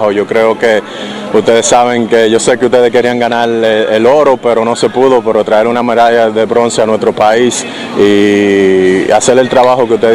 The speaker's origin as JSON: {"language": "Spanish", "country": "Dominican Republic", "said": "De verdad que como dominicanos, yo sé como tú, como dominicana, nos sentimos súper, súper orgullosos"}